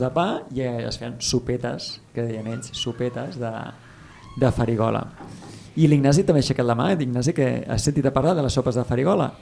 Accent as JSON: {"language": "Catalan", "area": "Ebro Delta", "region": "Catalonia", "country": "Spain", "said": "sóc del Delta de l'Ebre"}